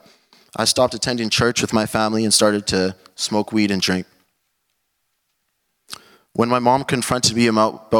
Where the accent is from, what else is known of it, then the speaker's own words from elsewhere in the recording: Calgary, Alberta, Canada; I was born in 1999 in Calgary, Alberta.